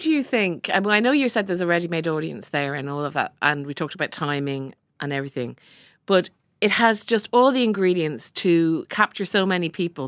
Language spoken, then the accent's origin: English; Ireland; we've all had experience of various nuns in our lives growing up in Ireland